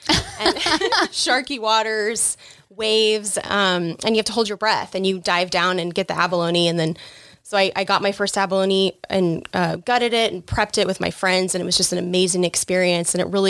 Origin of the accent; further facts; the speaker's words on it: Johnson County, Kansas, United States; moved away as an adult; also born or lived in California; I was born and raised in Johnson County, suburbs, vegetarian